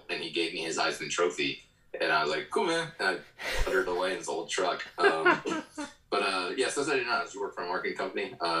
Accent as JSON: {"language": "English", "town": "Jacksonville", "region": "Florida", "country": "United States", "tie": "born or raised there", "also_born_or_lived": "Charleston, South Carolina / Gainesville, Florida / Idaho / Bakersfield, California", "said": "Right now I live in Gainesville, Florida, which is close to home. I grew up in Jacksonville."}